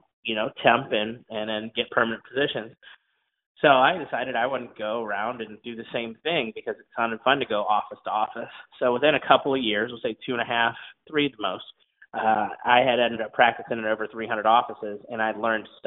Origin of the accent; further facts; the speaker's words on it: Ohio, United States; moved away as an adult; also born or lived in Honolulu, Hawaii; I'm from Ohio, raised on a big farm, graduated from The Ohio State University